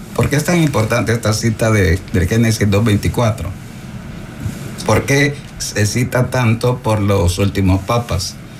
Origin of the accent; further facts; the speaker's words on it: El Salvador; nuestro camino de fe salvadoreño